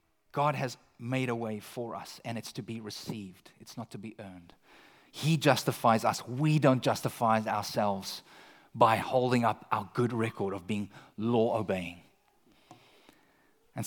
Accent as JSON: {"language": "English", "country": "South Africa", "moved": "as an adult", "lives_now": "Canada", "said": "eventually we tell them we're South African"}